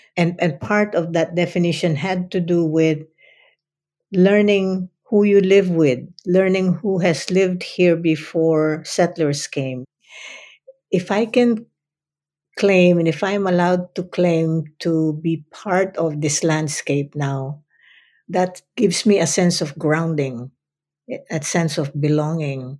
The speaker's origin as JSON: {"language": "English", "country": "Philippines", "second_language": "English", "moved": "as an adult", "lives_now": "United States", "said": "who I am as a Filipino"}